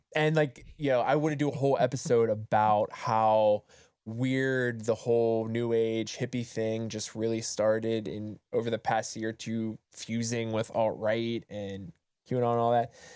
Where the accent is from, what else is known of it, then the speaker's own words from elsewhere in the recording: Appalachia, United States; moved away; also born or lived in Southern California; I grew up in Appalachia